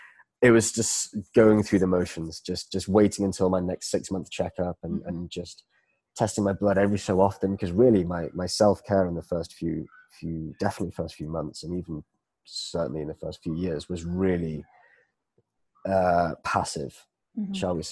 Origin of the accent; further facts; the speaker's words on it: Malaysia; So I grew up in Malaysia for a few years. I was living here in the early 90s, and I came back here 4 years ago.